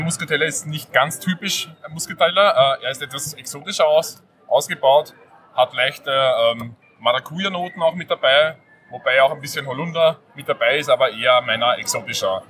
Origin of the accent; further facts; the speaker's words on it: north of Vienna, Hollabrunn district, Lower Austria, Austria; Wir sind nördlich von Wien beheimatet